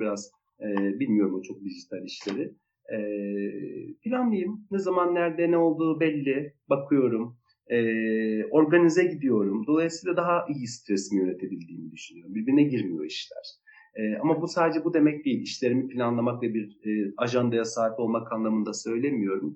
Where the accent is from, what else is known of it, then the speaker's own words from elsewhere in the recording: Kilis Province, Turkey; moved away; Ben de Kilisliyim, ben de Anadolu'nun e, küçücük bir vilayetinde doğmuş, e, belli bir yaşa kadar orada büyümüş birisiyim